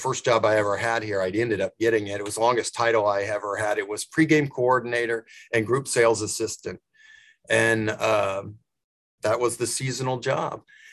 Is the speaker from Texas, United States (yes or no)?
no; Tulsa, Oklahoma, United States; moved away as an adult; now in Kansas City, United States; I grew up in Oklahoma and Tulsa, but my parents were both from Kansas City